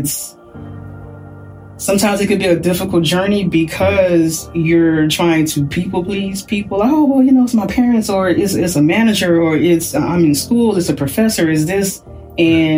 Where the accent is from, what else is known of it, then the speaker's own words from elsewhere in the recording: Houston, Texas, United States; moved away as an adult; now in New Jersey, United States; I'm from Texas, like, we don't have snow